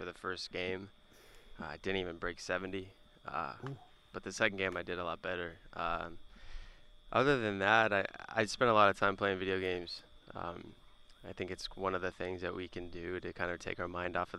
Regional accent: Las Vegas, Nevada, United States; moved away as an adult; now in Milwaukee, United States; I'm from Las Vegas, and I was born and raised there.

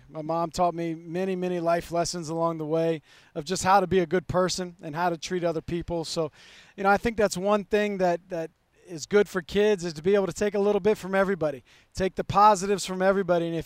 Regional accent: Montana, United States; I'm from Montana

